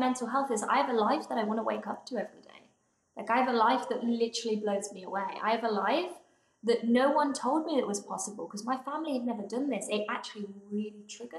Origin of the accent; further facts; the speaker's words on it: England, United Kingdom; my home growing up in England